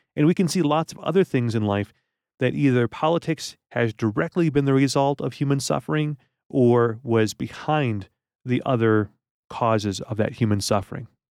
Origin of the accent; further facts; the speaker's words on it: United States; as an American